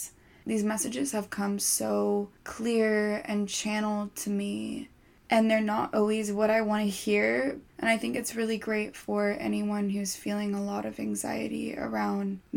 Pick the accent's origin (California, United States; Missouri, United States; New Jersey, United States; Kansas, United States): California, United States; my entire childhood growing up in California